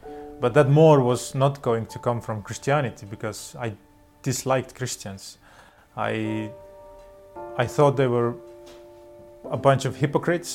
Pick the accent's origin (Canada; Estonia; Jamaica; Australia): Estonia; Tartu, Tartu County; also born or lived in Tallinn, Estonia; For the seven first years of my life, I grew up in Tallinn, the capital of Estonia. And after that, we moved to Tartu, which is the second biggest town